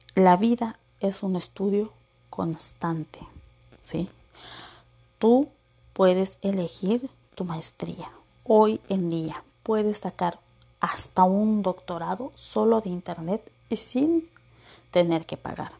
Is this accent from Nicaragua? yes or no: no; Acapulco, Guerrero, Mexico; moved away; also born or lived in Veracruz; nací en el bello Veracruz, crecí en Acapulco